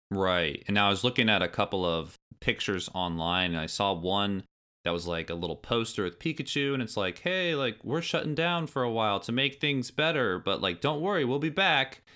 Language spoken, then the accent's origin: English; Indiana, United States; I grew up in Indiana, far, far away from New York City